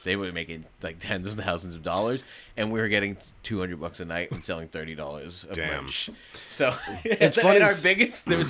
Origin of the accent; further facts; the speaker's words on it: New Jersey, United States; I mean, I grew up going to see … at the Palladium in Worcester.